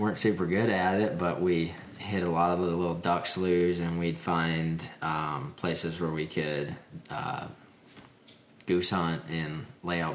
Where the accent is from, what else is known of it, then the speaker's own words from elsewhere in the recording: Minnesota, United States; I grew up in Minnesota